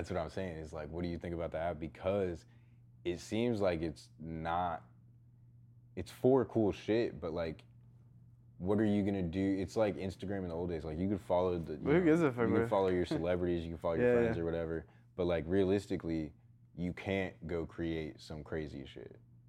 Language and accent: English; Texas, United States; I hated growing up in Texas because we could only wear shorts and a t-shirt.